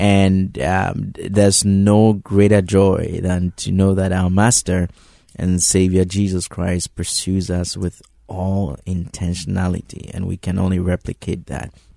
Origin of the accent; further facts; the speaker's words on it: Ghana; moved away; Reverend Mark and I um, go all the way back to high school, and um, you know, growing up in Ghana